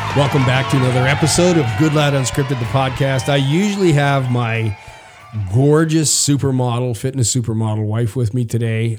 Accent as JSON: {"language": "English", "town": "Prince Albert", "region": "Saskatchewan", "country": "Canada", "tie": "born or raised there", "moved": "yes", "lives_now": "United States", "said": "I grew up in the early '60s, and we lived in uh, all over rural Saskatchewan, and then ended up in a place called Prince Albert for a long time."}